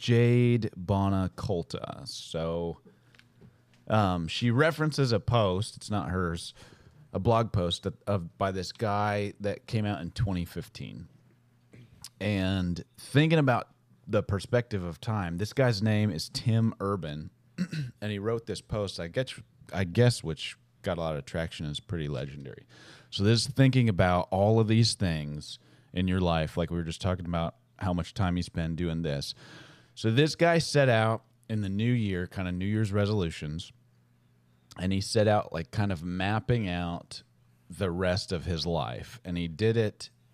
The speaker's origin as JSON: {"language": "English", "town": "Boston", "region": "Massachusetts", "country": "United States", "tie": "born or raised there", "said": "Like, growing up in Boston, I went to Red Sox games all the time, but I never moved back there."}